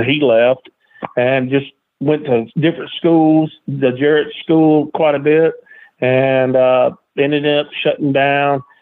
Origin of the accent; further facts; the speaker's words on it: Columbia, Tennessee, United States; also born or lived in Murfreesboro, Tennessee; I'm born in uh, Columbia, Tennessee, just you know about 40 miles south of Nashville